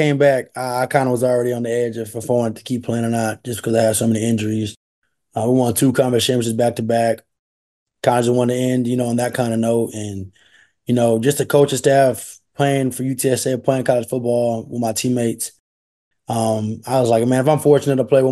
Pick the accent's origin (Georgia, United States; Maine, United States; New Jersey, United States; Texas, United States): Texas, United States; Converse; also born or lived in Schertz, Texas; I'm from Converse area. I was at the powerhouse, Dim and Steel. I moved to go to Shirts Clemens for high school